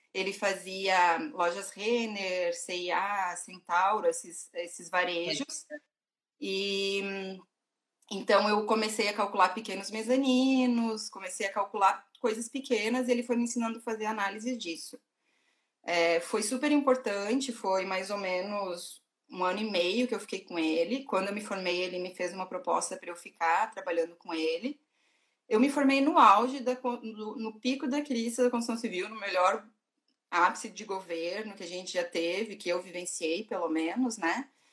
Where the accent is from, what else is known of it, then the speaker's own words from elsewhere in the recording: Rio Grande do Sul, Brazil; also born or lived in Porto Alegre; eu sou do Rio Grande do Sul, né? eu morava em Porto Alegre, morei 11 anos em Porto Alegre